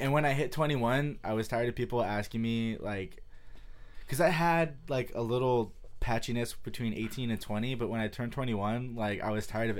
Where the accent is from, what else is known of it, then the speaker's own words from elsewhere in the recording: San Jose, California, United States; San Jose.